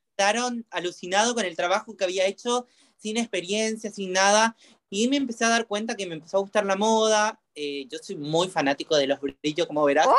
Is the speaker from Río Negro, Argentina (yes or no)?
no; Misiones, Argentina; moved away as an adult; now in Buenos Aires, Argentina; yo soy de la provincia de Misiones, me vine a los 19 años a Buenos ah, Aires.